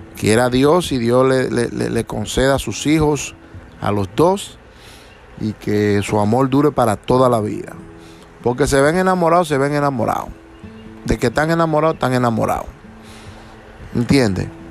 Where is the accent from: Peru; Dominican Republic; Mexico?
Dominican Republic; moved away; mi país, República Dominicana